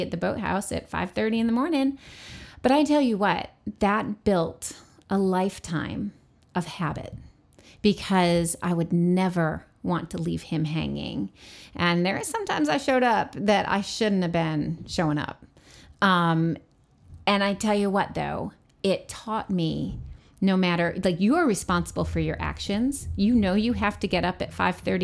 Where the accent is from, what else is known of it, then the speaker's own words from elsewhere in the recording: New York, United States; where I grew up in New York State